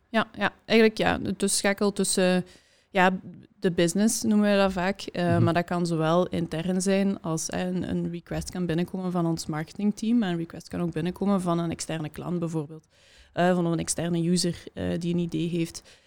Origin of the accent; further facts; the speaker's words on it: Hasselt, Flanders, Belgium; ik kom uit Hasselt